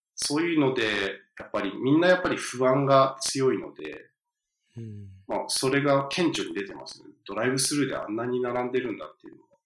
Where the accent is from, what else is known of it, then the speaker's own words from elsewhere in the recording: the American South, United States; now in New York, United States; 僕、南部に住んでたと、まあ、幼少期って南部に住んで